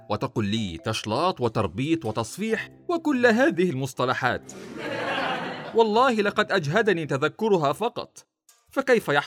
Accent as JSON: {"language": "Arabic", "country": "Egypt", "said": "فهو يوم الحنة هذا كما عندنا في مصر رقص وزيطة وزنبليطة وسهر حتى الصباح الباكر"}